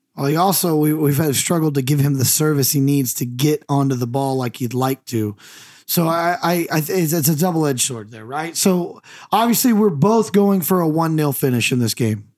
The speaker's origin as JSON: {"language": "English", "country": "United States", "said": "I'm the American"}